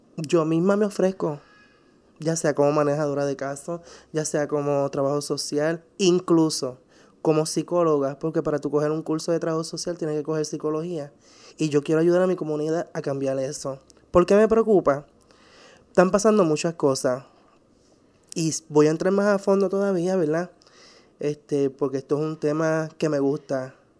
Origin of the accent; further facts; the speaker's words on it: San Juan, Puerto Rico; soy de San Juan